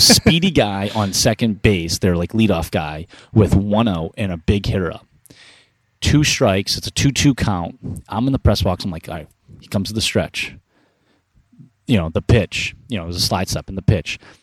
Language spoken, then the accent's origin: English; Arlington, Massachusetts, United States; also born or lived in Cambridge, Massachusetts / Somerville, Massachusetts; Mount Auburn Hospital, Cambridge, Mass. Uh, grew up in Arlington, oh, Mass